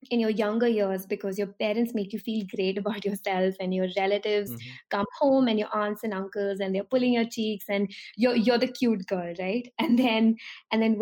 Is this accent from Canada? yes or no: no; Delhi, India; I'm from Delhi, which is a city in India, and Delhi is a part of North India.